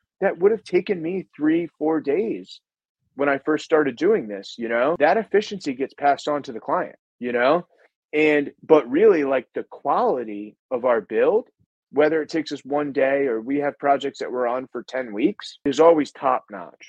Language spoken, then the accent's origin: English; New England, United States; I'm from New England